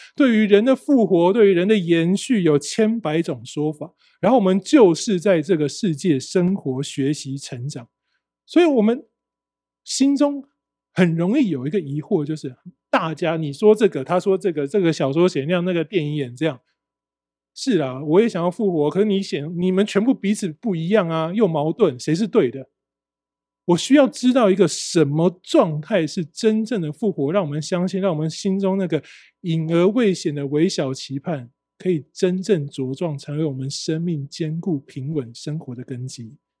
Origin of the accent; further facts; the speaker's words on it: Taiwan; 我们台湾人